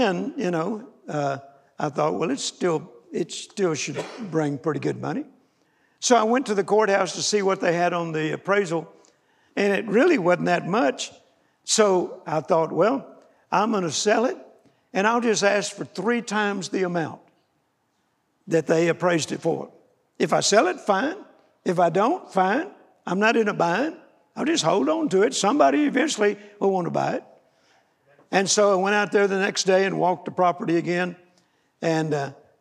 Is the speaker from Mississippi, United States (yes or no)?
yes; Vicksburg, Mississippi, United States; moved away; my dad left my sister and I the farm where I was born in Vicksburg, Mississippi